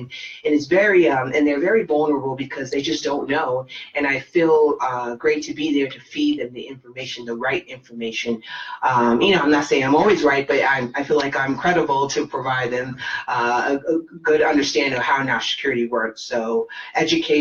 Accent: United States; I'm American

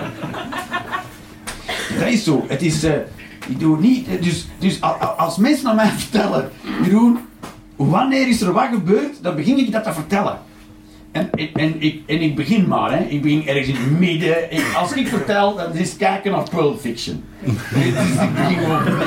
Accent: Flanders, Belgium; Als echte Vlaming

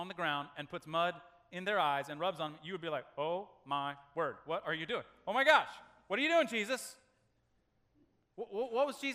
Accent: Nebraska, United States; As a kid growing up in Nebraska, that's Tornado Alley

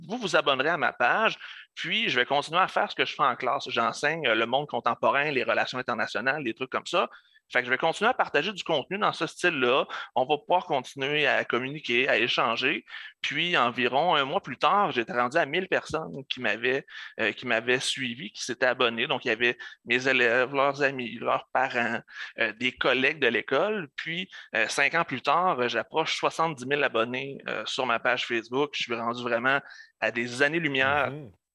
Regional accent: Lebel-sur-Quévillon, Quebec, Canada; first language French; also born or lived in Abitibi-Témiscamingue; je suis originaire euh, du nord du Québec, euh, d'un petit village du nom de Lebel-sur-Quévillon. Ensuite, je suis, euh, je suis déménagé en Abitibi-Témiscamingue

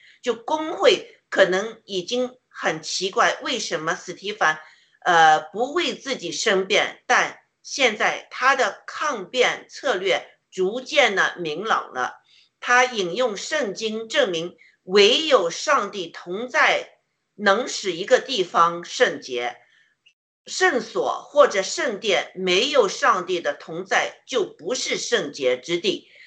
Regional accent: China; 我们中国人

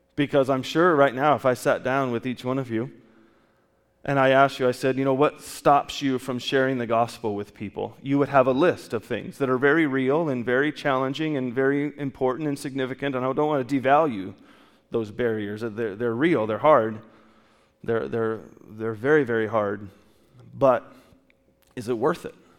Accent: California, United States; I grew up in California

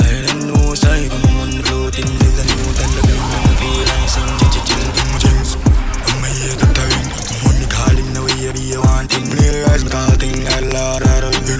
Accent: North Carolina, United States; I'm from North Carolina, boss.

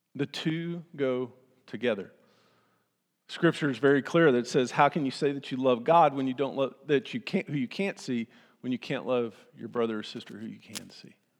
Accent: Austin, Texas, United States; I grew up in Austin

